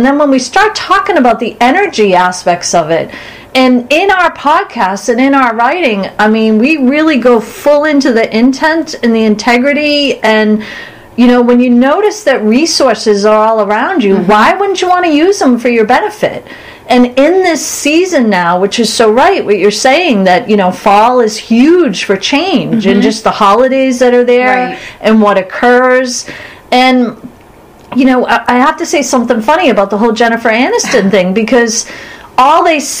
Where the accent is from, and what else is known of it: Boston, Massachusetts, United States